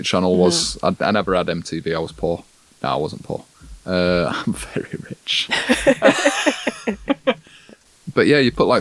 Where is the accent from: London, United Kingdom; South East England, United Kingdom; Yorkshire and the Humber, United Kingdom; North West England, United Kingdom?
Yorkshire and the Humber, United Kingdom; a little town near Sheffield; moved away; also born or lived in Coventry; I'm not actually from Sheffield. I'm from like a little town near there